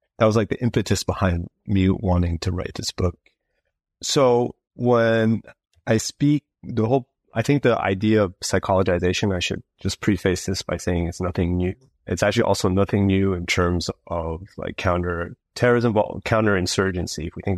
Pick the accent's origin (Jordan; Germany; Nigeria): Germany; Berlin; also born or lived in Montreal, Canada; now in United Kingdom; So I was born in Canada, but I was raised in Berlin in Germany. And then I went back to Montreal, the city where I was born, to do my studies.